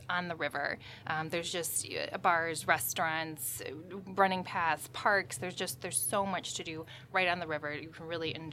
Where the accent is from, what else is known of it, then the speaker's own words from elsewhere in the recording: Naperville, Illinois, United States; I'm actually from Naperville